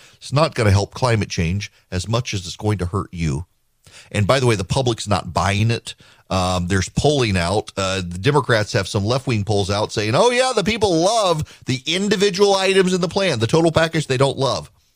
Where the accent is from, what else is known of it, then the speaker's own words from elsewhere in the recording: Louisiana, United States; now in Georgia, United States; I grew up in Louisiana